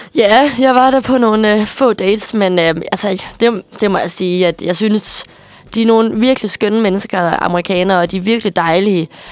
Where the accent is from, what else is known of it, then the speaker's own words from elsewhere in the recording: Aarhus, Central Denmark Region, Denmark; also born or lived in Midwest, United States; jeg er vokset op i Aarhus